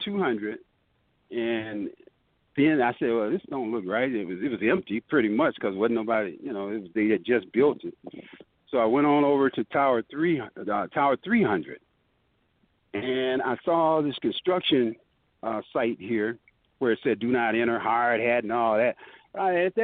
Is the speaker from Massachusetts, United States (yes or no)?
no; Benton Harbor, Michigan, United States; moved away as an adult; also born or lived in Detroit, Michigan; I just got through graduating from Benson Harbor High School. I was 17 years old at the time